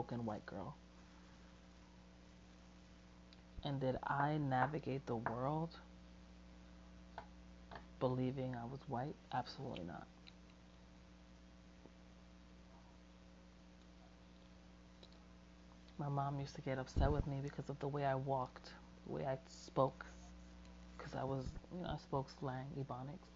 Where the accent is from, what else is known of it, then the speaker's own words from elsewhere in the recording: United States; I was born in America and I was raised by a Puerto Rican woman